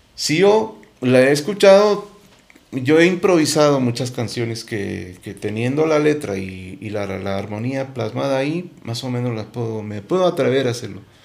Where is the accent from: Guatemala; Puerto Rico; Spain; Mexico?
Guatemala; identificarme como guatemalteco y mostrar mi país